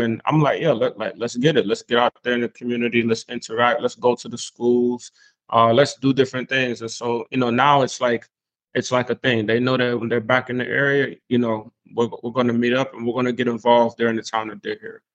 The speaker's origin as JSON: {"language": "English", "town": "Spring Lake", "region": "North Carolina", "country": "United States", "tie": "born or raised there", "also_born_or_lived": "an island outside the states", "said": "transitioning into Spring Lake, North Carolina, um, as I grew up."}